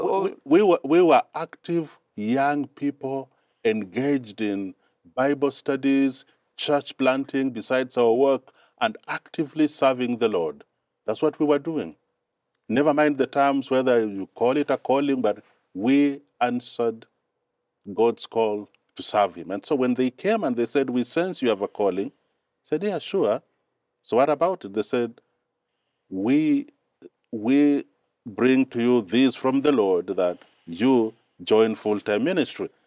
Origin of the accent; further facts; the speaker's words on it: Mombasa, Mombasa County, Kenya; English is a second language; moved away as an adult; also born or lived in Cyprus; now in Silver Spring, United States; I was born and raised up in Kenya.